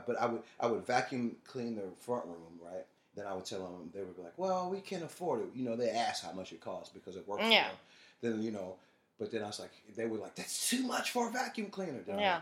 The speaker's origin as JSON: {"language": "English", "town": "St. Louis", "region": "Missouri", "country": "United States", "moved": "yes", "said": "I'm from St. Louis, you know."}